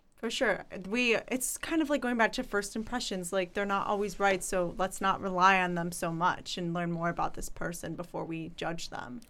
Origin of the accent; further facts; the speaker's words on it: Chicago, Illinois, United States; I'm from Chicago